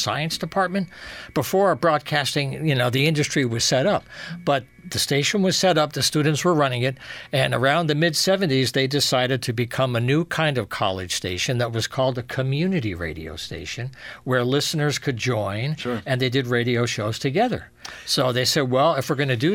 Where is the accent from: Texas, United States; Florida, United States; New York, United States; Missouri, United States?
New York, United States; New York City; also born or lived in Yonkers, New York; now in Eastern Connecticut, United States; Born in Yonkers, New York, raised around the Bronx area with family